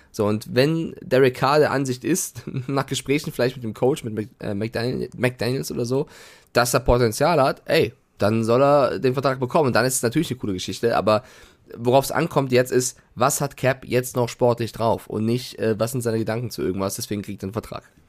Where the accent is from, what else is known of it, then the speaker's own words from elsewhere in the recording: Frankfurt, Hesse, Germany; Nein, ich als, als Frankfurter sag zu 1000 Taui und nicht Mille